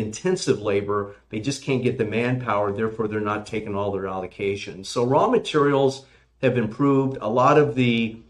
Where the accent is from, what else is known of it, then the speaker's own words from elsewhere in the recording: California, United States; now in Virginia, United States; I'm from California